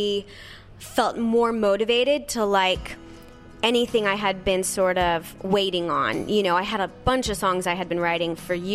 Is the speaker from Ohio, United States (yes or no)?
no; Nebraska, United States; I grew up in Nebraska, so in a very small town